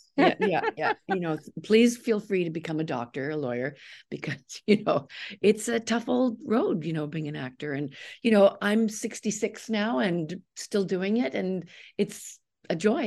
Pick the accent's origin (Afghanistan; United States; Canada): Canada; I'm a Canadian